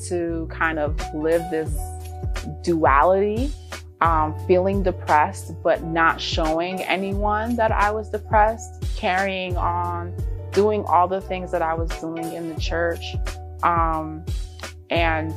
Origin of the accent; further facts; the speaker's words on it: Bridgeport, Connecticut, United States; my dad took me to this small music school in Bridgeport, Connecticut, my hometown